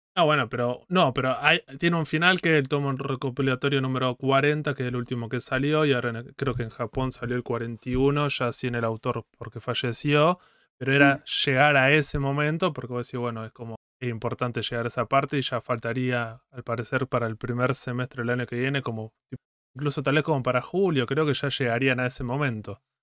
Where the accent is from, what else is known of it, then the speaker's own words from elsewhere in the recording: Argentina; somos argentinos